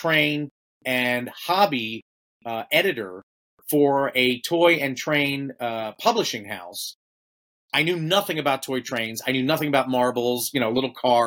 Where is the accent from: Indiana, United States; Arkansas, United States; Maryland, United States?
Maryland, United States; Baltimore; also born or lived in Phoenix, Arizona; now in Cody, United States; I am not from Phoenix. I am from Maryland